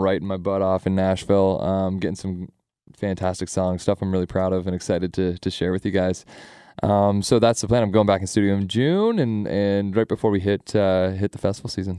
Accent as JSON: {"language": "English", "town": "Sarnia", "region": "Ontario", "country": "Canada", "also_born_or_lived": "London, Ontario", "said": "I'm from Sarnia"}